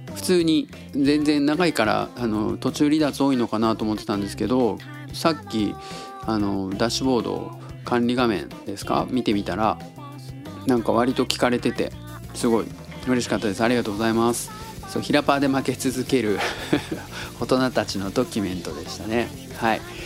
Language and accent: Japanese; Tottori, Japan; now in Osaka, Japan; 僕が鳥取生まれギターポップ育ちの刑事です大阪市在住です